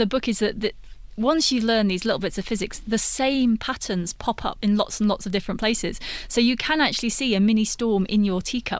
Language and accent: English; United Kingdom; I'm British, so we stir milk into tea a lot, but maybe here you stir milk into coffee more.